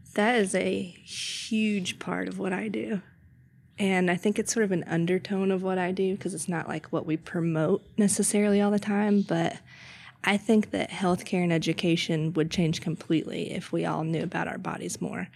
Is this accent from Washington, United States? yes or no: no; Mint Hill, North Carolina, United States; now in Charlotte, United States; I grew up more so in Mitt Hill and came to Charlotte often